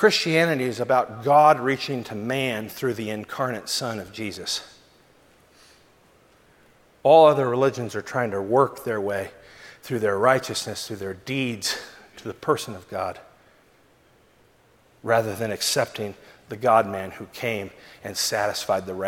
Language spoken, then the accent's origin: English; Southern California, United States; as a Southern California boy